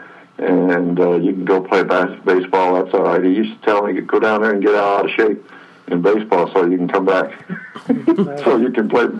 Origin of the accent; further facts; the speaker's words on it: West Coast, United States; I was from the West Coast